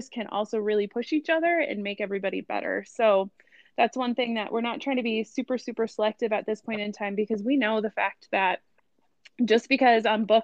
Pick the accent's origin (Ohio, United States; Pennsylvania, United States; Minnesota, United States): Minnesota, United States; Rosemount; moved away as an adult; also born or lived in Mankato, Minnesota; now in Quad Cities, United States; I grew up in Rosemont, which is a south suburb of the Twin Cities area